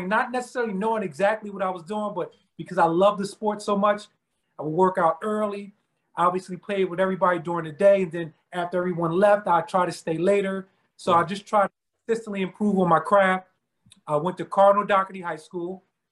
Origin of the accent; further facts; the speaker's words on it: Philadelphia, Pennsylvania, United States; born and raised in Philadelphia